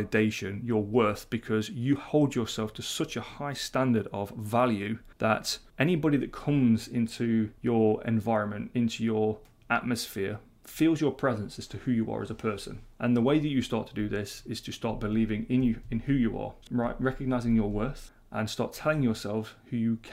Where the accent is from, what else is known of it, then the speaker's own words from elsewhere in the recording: United Kingdom; being very British